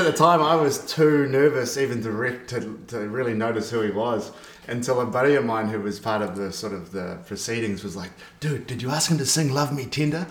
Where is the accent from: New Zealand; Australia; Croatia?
New Zealand; moved away; also born or lived in Spain; I'm from New Zealand